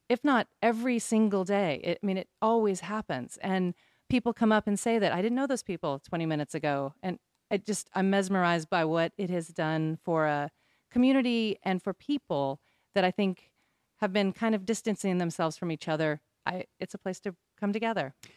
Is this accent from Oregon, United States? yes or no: yes; Bend, Oregon, United States; moved away as an adult; now in Southern Pines, United States; I grew up in Bend, Oregon.